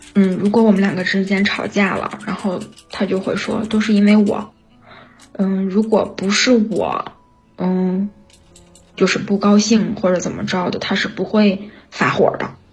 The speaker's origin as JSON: {"language": "Chinese", "region": "Inner Mongolia", "country": "China", "said": "我是内蒙古的啊"}